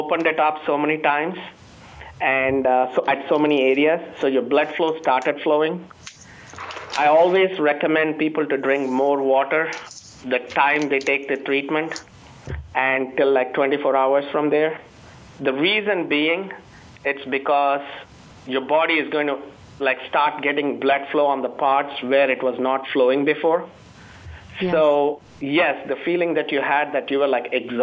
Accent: Chennai, Tamil Nadu, India; moved away as an adult; now in United States; I come from India

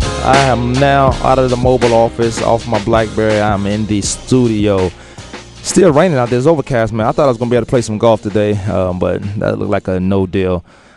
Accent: Virginia, United States; I'm from Virginia

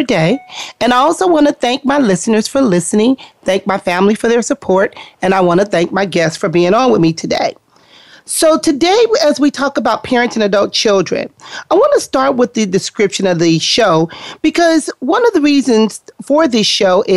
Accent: Compton, California, United States; we grew up in Compton

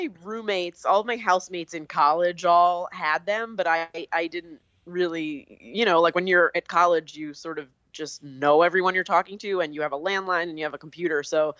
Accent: Boonton Township, New Jersey, United States; moved away as an adult; also born or lived in Pennsylvania; now in Los Angeles, United States; as we established, and I'm originally from Booton Township, New Jersey, which is a very, very small town in New Jersey.

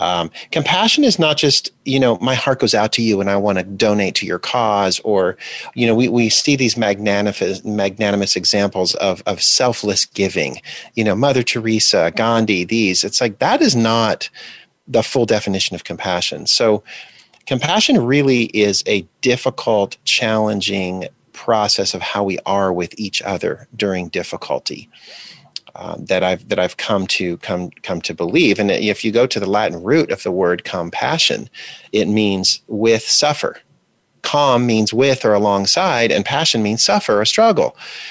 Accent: DR Congo; also born or lived in Botswana; And we lived in Zaire, which is now the Democratic Republic of Congo, and also Botswana during the 1980s when apartheid was still the regime in South Africa.

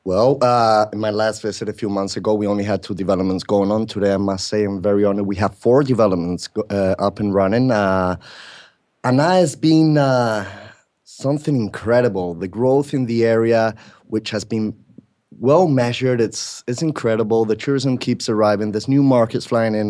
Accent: Spain; also born or lived in Britain; now in Mexico; I was born in Britain, brought up in Spain

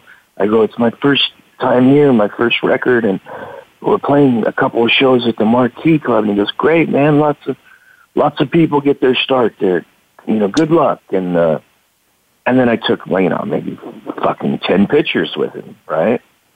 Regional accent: Sacramento, California, United States; moved away as an adult; I'm a Sacramento. You know, I was born and raised there. I lived there till about 3 years ago, my whole life.

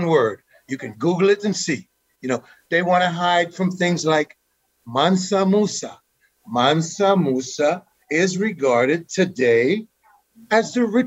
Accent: Guyana; now in United States; Growing up in Guyana, we had some political issues.

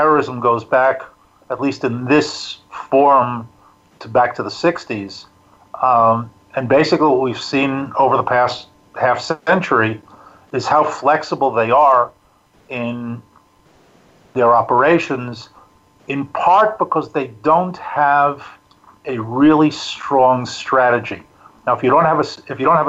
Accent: New York City, New York, United States; moved away as an adult; now in Israel; I'm originally a New Yorker. I grew up in Queens

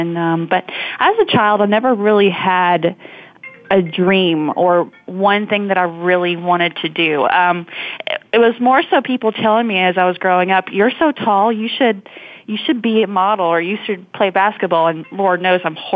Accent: Montgomery, Alabama, United States; also born or lived in Georgia; I was born in Montgomery, Alabama, and I grew up primarily in Alabama and Georgia

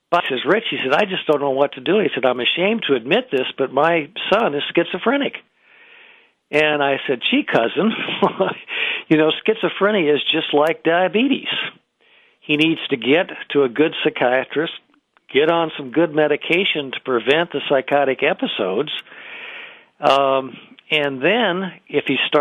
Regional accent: Iowa, United States; moved away; I'm originally from Iowa

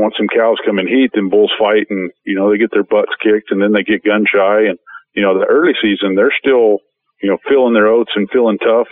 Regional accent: Colorado, United States; Colorado, I grew up in Colorado

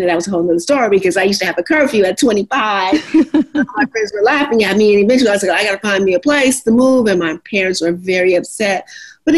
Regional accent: Los Angeles, California, United States; am a native Los Angeles, born right here. And hey, I'm 59th and Hoover. I'm from the inner city

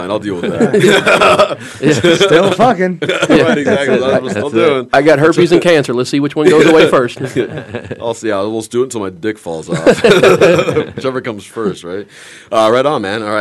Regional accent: Canada; I am Canadian.

